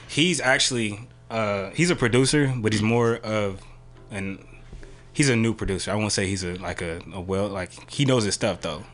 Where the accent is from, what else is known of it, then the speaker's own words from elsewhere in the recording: Bay Area, California, United States; also born or lived in San Jose / Vallejo / Pacifica; i'm from the bay area of course uh, i grew up uh, richmond san francisco